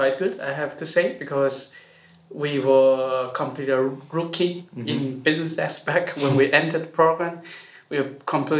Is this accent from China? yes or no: yes; China; moved away as an adult; also born or lived in Germany; now in Zurich, Switzerland; I grew up in China and then went to Germany for my master's study. And I end up here at Zurich ETH for my PhD.